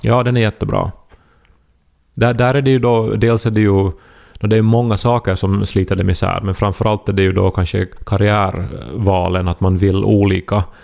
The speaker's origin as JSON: {"language": "Swedish", "town": "Esse", "region": "Ostrobothnia", "country": "Finland", "tie": "born or raised there", "said": "i Esse, alltså min hemby"}